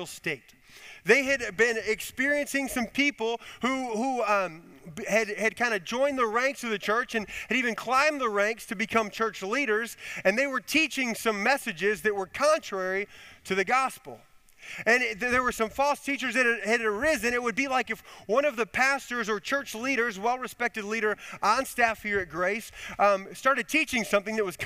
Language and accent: English; Chicago, Illinois, United States; moved away as an adult; also born or lived in Connecticut; I grew up in Illinois, in the Chicago area